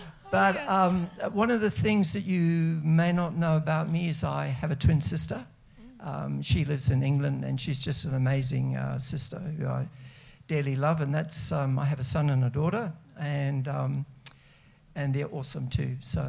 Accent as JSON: {"language": "English", "country": "Zimbabwe", "tie": "born or raised there", "moved": "as an adult", "said": "I was born in Zimbabwe, so I'm from Africa. I spent the first 20 years of my life in Africa. Grew up there and was educated."}